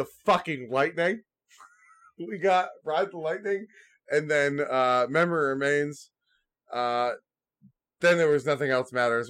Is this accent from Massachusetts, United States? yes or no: yes; Boston, Massachusetts, United States; where are you guys from? We said Boston.